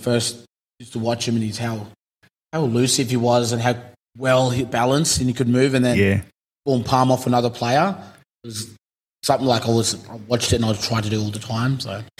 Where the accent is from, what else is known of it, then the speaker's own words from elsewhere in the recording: Cairns, Queensland, Australia; So I'm a boy from Cairns